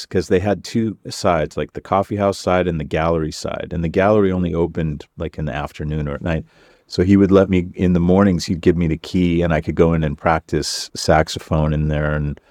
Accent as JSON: {"language": "English", "town": "Los Angeles", "region": "California", "country": "United States", "tie": "born or raised there", "also_born_or_lived": "Canoga Park", "said": "I grew up in Koreatown, but I was born in Canoga Park."}